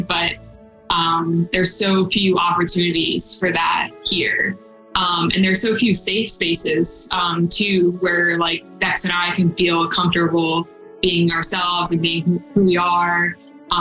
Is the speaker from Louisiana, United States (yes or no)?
yes; Baton Rouge, Louisiana, United States; So I grew up in Baton Rouge, and I grew up with my grandmother sort of being my mom and my dad